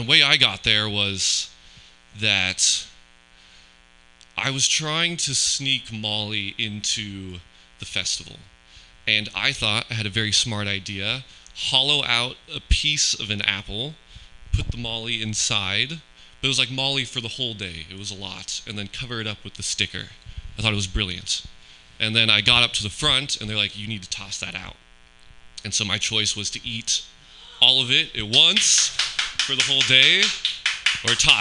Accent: Pleasanton, California, United States; I am from Pleasanton

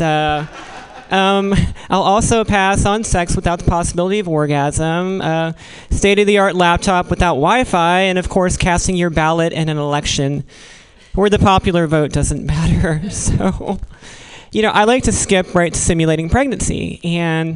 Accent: Virginia, United States; now in California, United States; I'm from Virginia

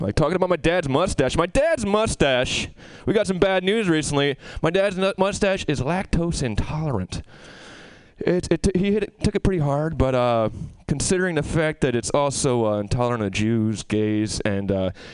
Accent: Albany, New York, United States; now in Albany, United States; I moved from this wonderful city back to my hometown in Albany

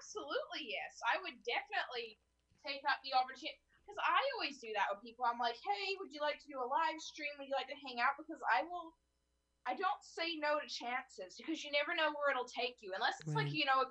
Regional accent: Canada; I'm from Canada

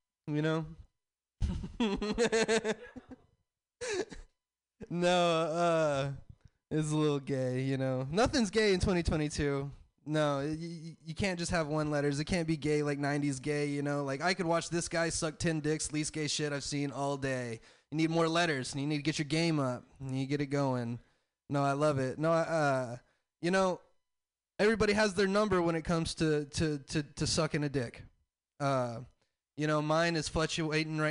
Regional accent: the South, United States; I'm from the South

